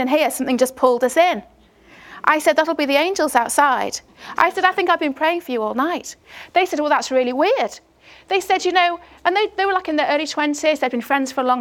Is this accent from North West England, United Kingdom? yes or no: yes; Chester, North West England, United Kingdom; I'm from Chester in the northwest of England